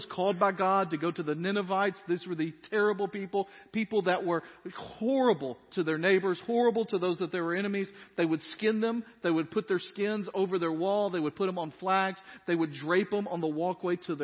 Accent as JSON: {"language": "English", "town": "Dyersburg", "region": "Tennessee", "country": "United States", "tie": "born or raised there", "said": "I grew up in Dyersburg, Tennessee."}